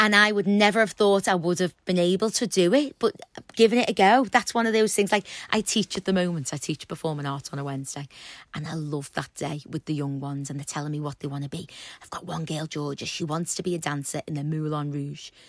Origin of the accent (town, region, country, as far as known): Liverpool, North West England, United Kingdom; accent: Scouse